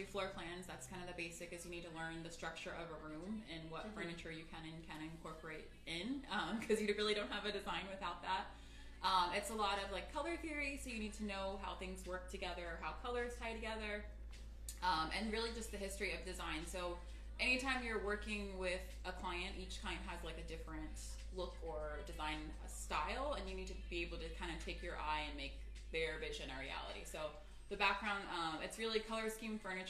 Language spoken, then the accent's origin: English; Maryland, United States; moved away as an adult; now in Los Angeles, United States; I'm actually from Maryland originally, the East Coast